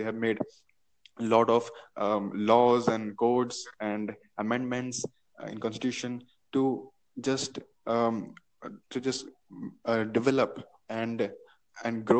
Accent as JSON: {"language": "English", "country": "India", "said": "I'm from India"}